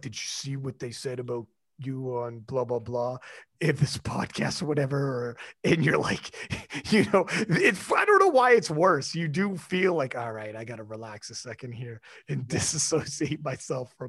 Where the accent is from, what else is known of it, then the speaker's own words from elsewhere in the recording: Canada; I'm Canadian, man. It's big up here